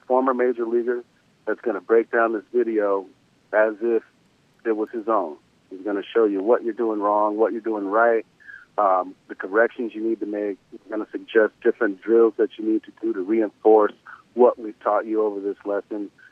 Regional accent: the South, United States; I'm from the South

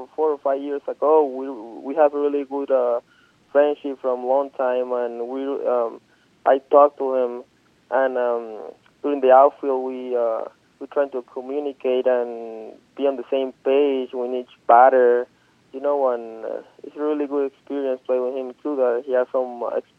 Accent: Margarita, Nueva Esparta, Venezuela; moved away as an adult; my hometown, where I know a lot of people have been seeing me growing up

